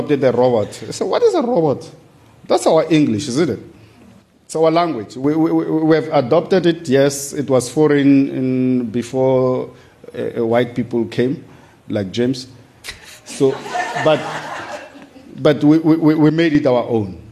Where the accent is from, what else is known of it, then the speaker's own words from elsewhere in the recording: Soweto, Gauteng, South Africa; when I was growing up in Soweto